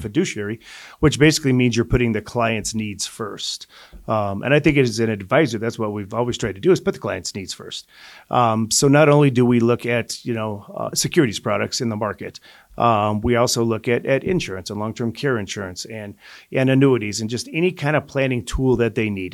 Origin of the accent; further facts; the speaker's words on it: Colorado, United States; also born or lived in Denver / Greeley / Lafayette / Longmont; I'm a native of Colorado, so, uh, my dad worked for a public service company back when I was growing up as a kid. So we moved from Denver to Greeley